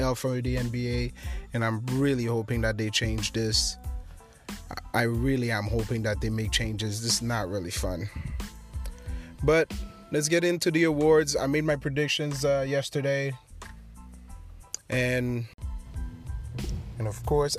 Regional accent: Haiti; my home country, Haiti

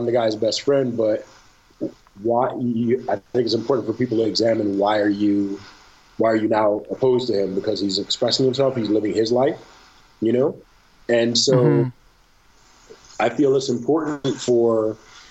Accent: Detroit, Michigan, United States; I grew up in Detroit, and I grew up in Detroit in a time where there were, I met three, a grand total of three people that were not black

